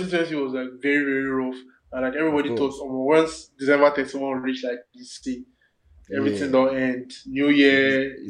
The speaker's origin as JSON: {"language": "English", "country": "Nigeria", "said": "as a Nigerian"}